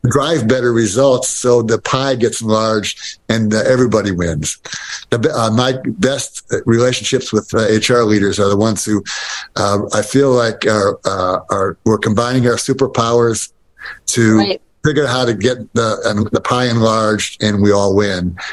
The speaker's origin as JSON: {"language": "English", "town": "Detroit", "region": "Michigan", "country": "United States", "tie": "born or raised there", "said": "I grew up in Detroit"}